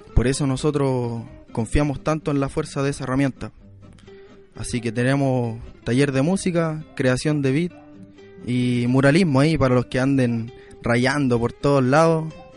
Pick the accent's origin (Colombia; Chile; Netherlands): Chile; Quilicura, Santiago Metropolitan Region; poblador de Quilicura